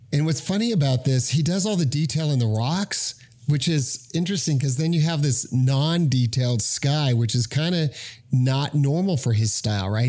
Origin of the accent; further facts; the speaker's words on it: Arizona, United States; I'm from Arizona